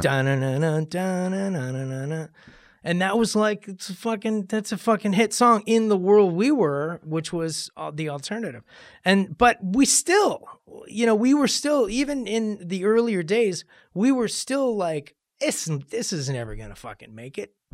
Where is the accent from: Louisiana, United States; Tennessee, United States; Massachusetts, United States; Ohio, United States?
Ohio, United States; Cleveland; moved away as an adult; also born or lived in Los Angeles; growing up in Cleveland.